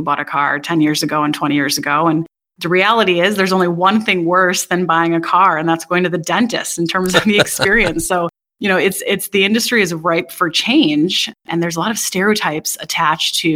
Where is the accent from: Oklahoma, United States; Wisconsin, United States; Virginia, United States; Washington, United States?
Wisconsin, United States; So I grew up in Wisconsin, graduated University of Wisconsin-Madison